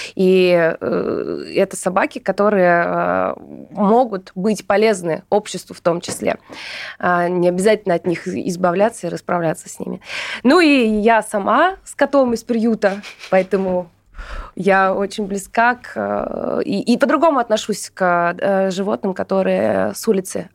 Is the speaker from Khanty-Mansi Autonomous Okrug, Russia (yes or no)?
yes; Surgut, Khanty-Mansi Autonomous Okrug, Russia; moved away; also born or lived in Saint Petersburg; Я родом из Сургута, но Петербург был большей частью моей жизни